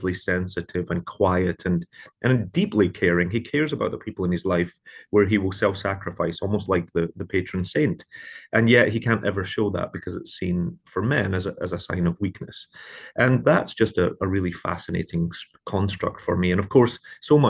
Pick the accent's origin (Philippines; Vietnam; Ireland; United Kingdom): United Kingdom; Glasgow, Scotland; moved away as an adult; now in New York, United States; when I was a young man growing up in Glasgow